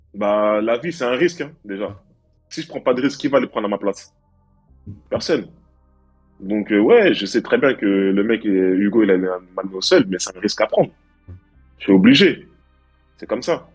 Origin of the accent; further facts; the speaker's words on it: Stains, Île-de-France, France; j'ai grandi à Stein, mmh. tu vois, dans, dans la cité qui s'appelle le Clos Saint-Lazare. Mmh. En 93